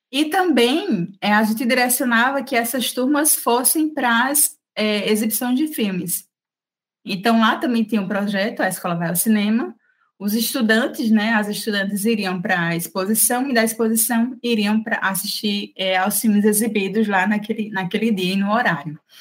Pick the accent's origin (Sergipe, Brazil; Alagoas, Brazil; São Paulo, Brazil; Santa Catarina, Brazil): Alagoas, Brazil; Maceió; moved away as an adult; now in Arapiraca, Brazil; eu sou natural de Maceió, mas por conta do trabalho, né, de, de ter sido aprovada na seleção para o SESC Arapiraca